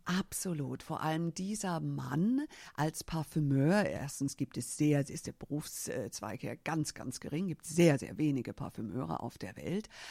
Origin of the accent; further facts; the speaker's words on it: Germany; ich bin als äh, Amerikanerin hier in Deutschland geboren, habe aber, obwohl ich hier geboren bin, keine deutsche Staatsbürgerschaft